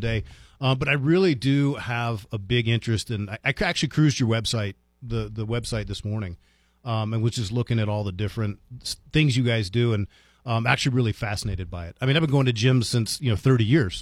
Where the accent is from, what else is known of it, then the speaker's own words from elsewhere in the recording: United States; moved away as an adult; now in Las Cruces, United States; I grew up a mile and a half outside the Beltway